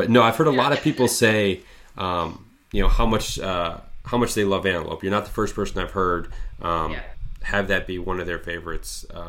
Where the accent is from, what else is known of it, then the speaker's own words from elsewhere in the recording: Lewiston, Michigan, United States; I'm from a small town called Lewiston, Michigan.